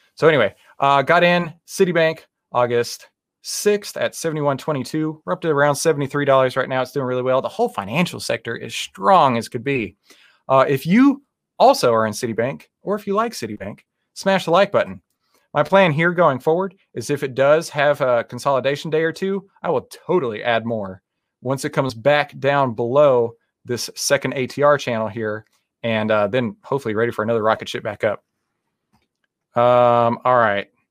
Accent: Texas, United States; I'm from Texas

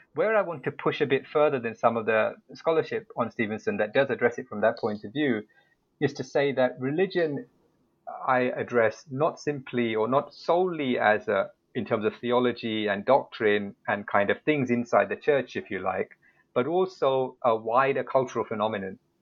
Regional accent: United Kingdom; moved away as an adult; now in Seoul, South Korea; I'm originally from the United Kingdom, so I arrived uh, to teach at Yonsei in 2012.

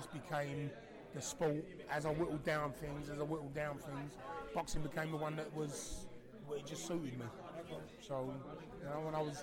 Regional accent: London, United Kingdom; I came from Woolwich

